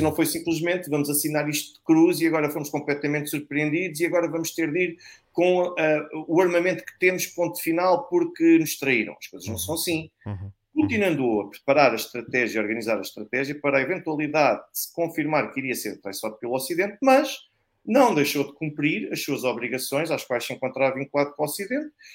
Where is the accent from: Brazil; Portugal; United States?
Portugal; nós, portugueses, nós temos o direito de voltar ao nosso país